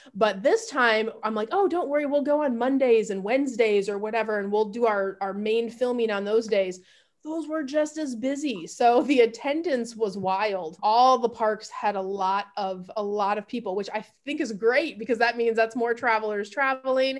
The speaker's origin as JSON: {"language": "English", "town": "Grand Rapids", "region": "Michigan", "country": "United States", "tie": "born or raised there", "also_born_or_lived": "Houston, Texas", "moved": "as an adult", "lives_now": "Austin, United States", "said": "So I grew up in the Midwest, Grand Rapids. I would say I'm from G-Rap, Grand Rapids, Michigan"}